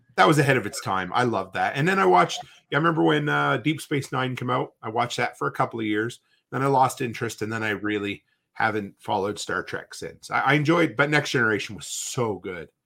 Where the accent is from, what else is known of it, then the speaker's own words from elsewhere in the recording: Canada; growing up in Canada